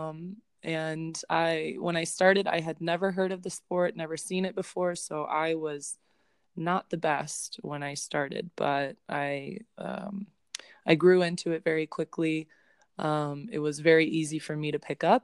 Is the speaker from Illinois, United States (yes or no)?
yes; Chicago, Illinois, United States; I'm from Chicago